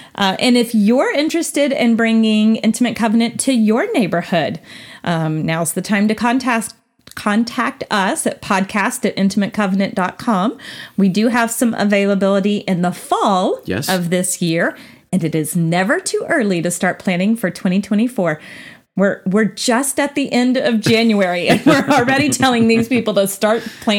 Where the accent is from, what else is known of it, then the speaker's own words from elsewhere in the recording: Texas, United States; also born or lived in Cookeville, Tennessee; Most of y'all think I'm a Texas girl, and I am at heart, but I was born in Tennessee.